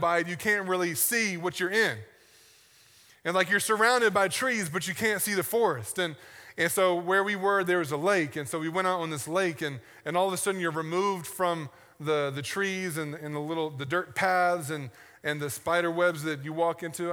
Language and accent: English; the South, United States; I grew up in the South, and we have sayings that don't mean anything, but we say 'em all the time